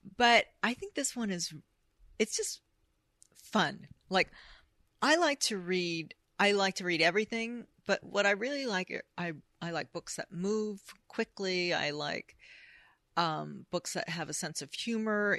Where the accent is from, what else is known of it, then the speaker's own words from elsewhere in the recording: United States; I'm American